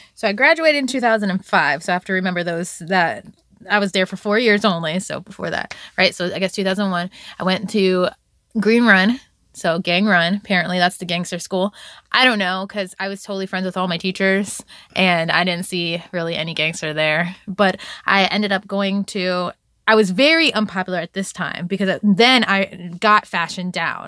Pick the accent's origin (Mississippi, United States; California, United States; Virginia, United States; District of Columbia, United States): Virginia, United States; Virginia Beach; also born or lived in Bronx, New York; I was raised in Virginia Beach, Virginia